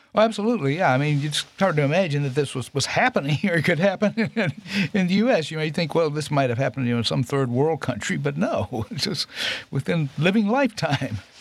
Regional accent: Tucker, Georgia, United States; also born or lived in Atlanta, Georgia / Nashville, Tennessee; I spent most of my youth in Tucker, Georgia. We moved out there when I was ten or eight, eight years old

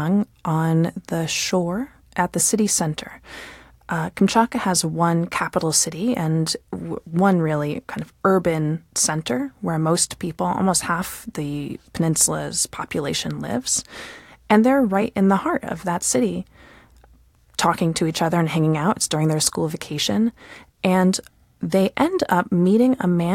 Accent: United States; as an American

